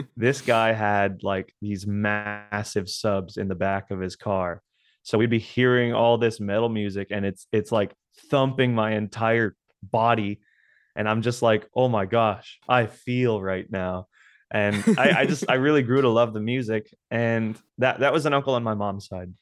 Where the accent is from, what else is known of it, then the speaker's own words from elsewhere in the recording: South Texas, United States; I'm from South Texas